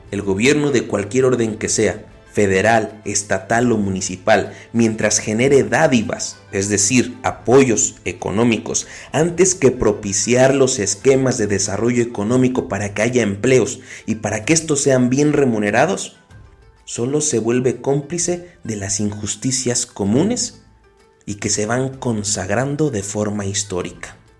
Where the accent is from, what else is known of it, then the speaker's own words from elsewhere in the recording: Mexico; tenemos como mexicanos